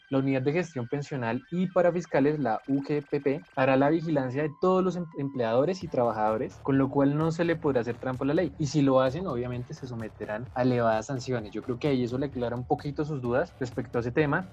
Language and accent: Spanish; Colombia; como colombianos